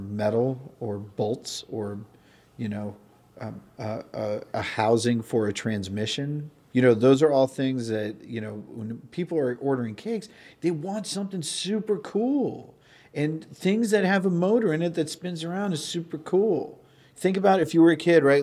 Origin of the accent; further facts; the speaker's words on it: Sandwich, Massachusetts, United States; I grew up on the Cape and Sandwich.